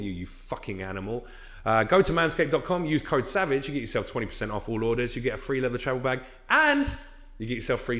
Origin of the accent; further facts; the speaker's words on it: England, United Kingdom; now in United States; I'm English